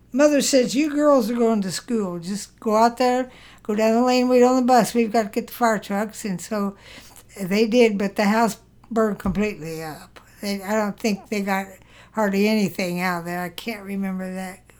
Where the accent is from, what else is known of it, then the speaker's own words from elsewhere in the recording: Prestonsburg, Kentucky, United States; born there; I think it was Prestonsburg, Kentucky.